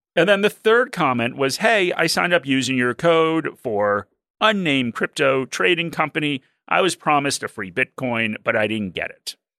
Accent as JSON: {"language": "English", "country": "Australia", "said": "as an Australian"}